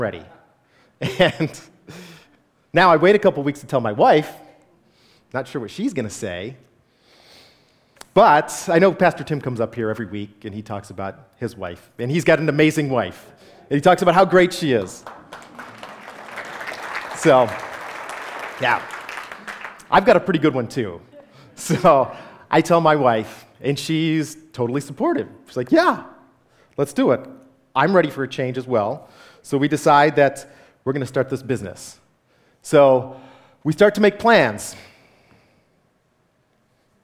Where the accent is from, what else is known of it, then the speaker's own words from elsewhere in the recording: Grosse Pointe, Michigan, United States; moved away as an adult; also born or lived in Phoenix, Arizona; I went to a Lutheran church growing up in Grosse Pointe